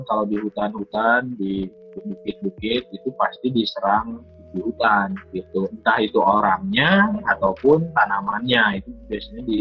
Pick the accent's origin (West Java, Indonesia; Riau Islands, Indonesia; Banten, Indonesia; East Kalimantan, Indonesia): West Java, Indonesia; Yang pertama karena saya orang Sunda.